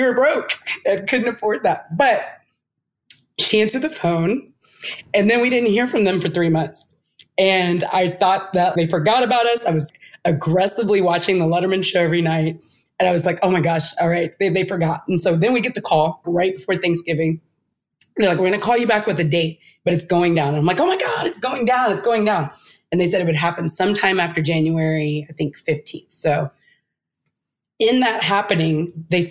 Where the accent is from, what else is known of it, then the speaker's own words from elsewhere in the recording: Texas, United States; I'm coming from Texas in a city where I've been scammed my whole life on and off